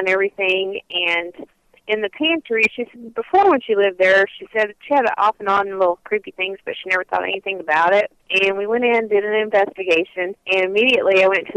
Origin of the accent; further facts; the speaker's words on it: Galatia, Illinois, United States; I'm originally from Galicia, Illinois